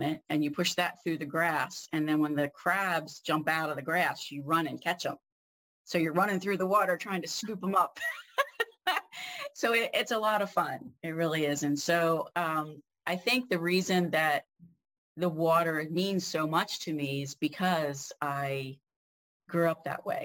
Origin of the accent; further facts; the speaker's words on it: Harford County, Maryland, United States; I grew up in Harford County